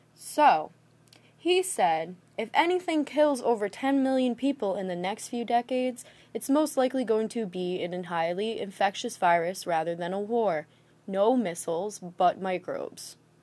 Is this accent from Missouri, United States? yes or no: no; Massachusetts, United States; now in Rhode Island, United States; I was born in Rhode Island. I'm actually more from Massachusetts, but I recently moved back here.